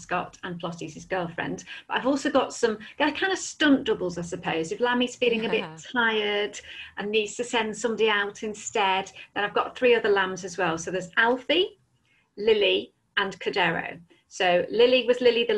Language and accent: English; Southport, North West England, United Kingdom; also born or lived in London; now in Liverpool, United Kingdom; I grew up in Southport, which is on the northwest coast.